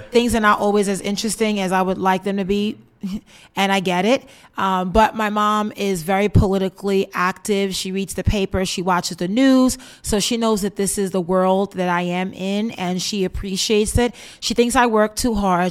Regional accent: New York City, New York, United States; I was born and raised in Bed-Stuy, Brooklyn

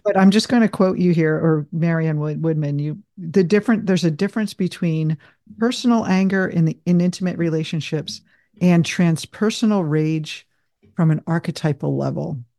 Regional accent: New Jersey, United States; moved away as an adult; also born or lived in Denver; I grew up in New Jersey

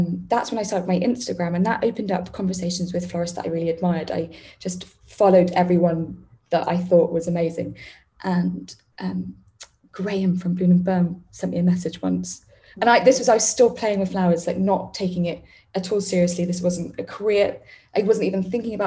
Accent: London, United Kingdom; I grew up in Wandsworth

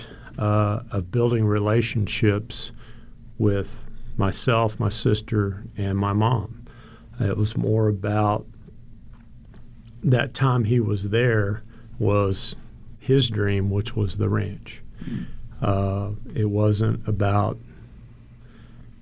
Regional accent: Gonzales County, Texas, United States; I grew up in Gonzales County in a small rural ranch lifestyle

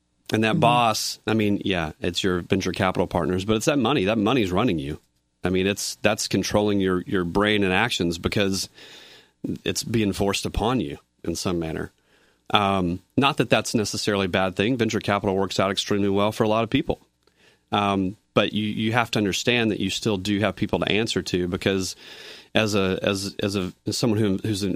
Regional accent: Nashville, Tennessee, United States; moved away as an adult; now in New York, United States; I'm from Nashville, Tennessee

